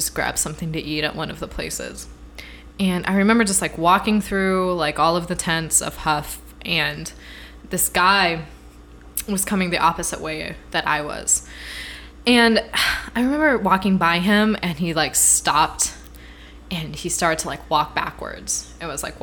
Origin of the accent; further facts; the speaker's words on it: Midwest, United States; moved away; I'm from the Midwest